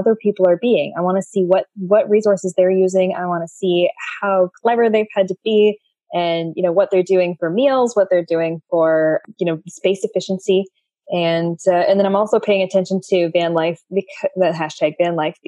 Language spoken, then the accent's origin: English; Canada; me being a Canadian citizen